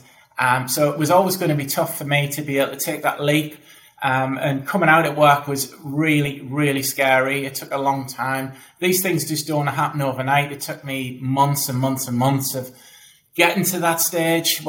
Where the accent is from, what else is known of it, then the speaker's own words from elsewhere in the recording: the Northeast, North East England, United Kingdom; you might know from the accent, I'm from the Northeast as well.